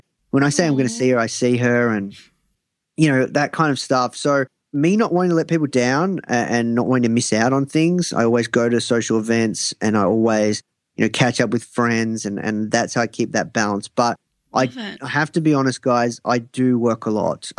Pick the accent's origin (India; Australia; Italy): Australia; I'm from Australia